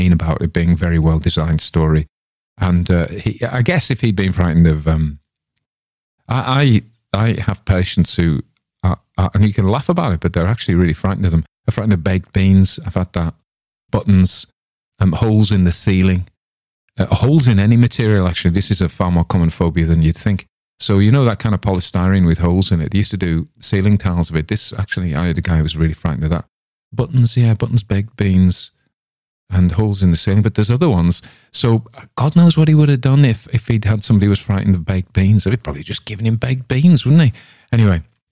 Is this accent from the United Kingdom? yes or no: yes; Cumberland, North West England, United Kingdom; we're from Cumberland, as it was, the furthest northwest county in England